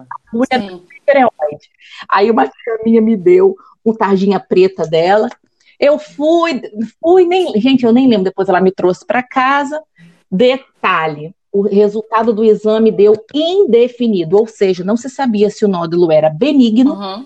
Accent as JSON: {"language": "Portuguese", "region": "Rio de Janeiro", "country": "Brazil", "tie": "born or raised there", "moved": "yes", "lives_now": "Espírito Santo, Brazil", "said": "eu sou carioca de nascença, mas já é uma capixaba de coração. Eu moro, aqui, eu moro aqui desde 1996"}